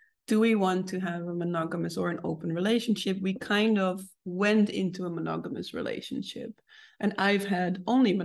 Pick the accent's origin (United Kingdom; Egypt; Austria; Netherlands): Netherlands; me growing up in the Netherlands